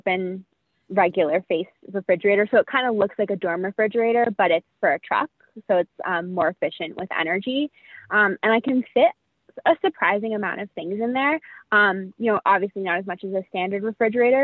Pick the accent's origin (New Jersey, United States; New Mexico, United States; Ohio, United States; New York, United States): New Jersey, United States; moved away as an adult; we're both really loud because we're from New Jersey